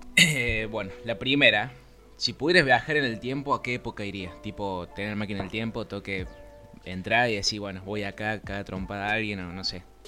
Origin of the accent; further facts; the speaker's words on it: Río Cuarto, Córdoba, Argentina; yo soy de acá de Río Cuarto, Córdoba, Argentina